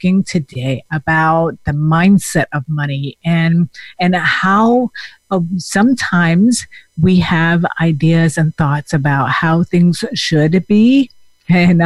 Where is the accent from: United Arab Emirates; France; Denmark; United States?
Denmark; moved away as an adult; I also came from another country. So I came from Denmark, and when I was 21, I came by myself.